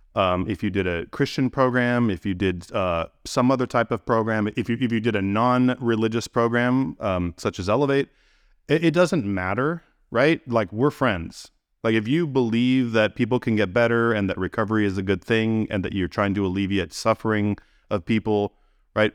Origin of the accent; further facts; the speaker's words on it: Gilroy, California, United States; I grew up in California, in, um, in a town called Gilroy